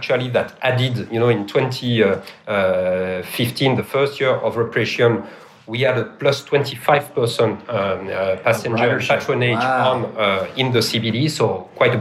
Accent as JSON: {"language": "English", "country": "France", "accent": "French", "second_language": "English", "moved": "as an adult", "lives_now": "Melbourne, Australia", "said": "I'm French. You can't miss my accent"}